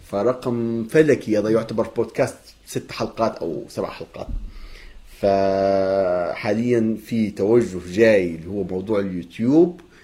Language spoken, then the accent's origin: Arabic; Libya